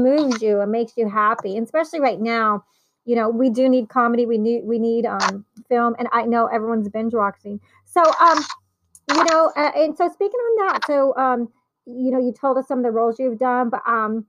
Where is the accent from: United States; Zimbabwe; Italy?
Italy; moved away; I was born in Italy